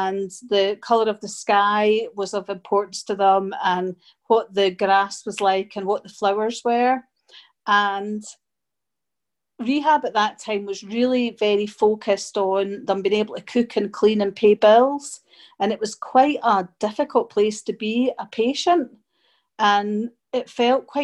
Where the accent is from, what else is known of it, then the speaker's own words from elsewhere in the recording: Edinburgh, Scotland, United Kingdom; also born or lived in Germany / Glasgow; I moved to Germany when I was small and then I came back to Scotland and I've been in Scotland ever since. So I grew up in Edinburgh and then I moved to Glasgow